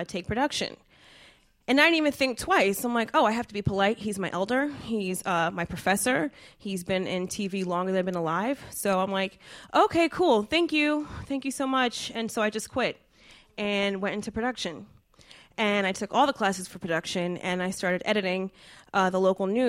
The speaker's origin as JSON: {"language": "English", "region": "New Jersey", "country": "United States", "said": "I'm from Jersey"}